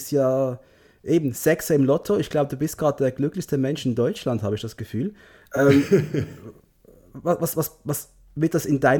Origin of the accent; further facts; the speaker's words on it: Switzerland; Aber hey, ich komme aus der Schweiz.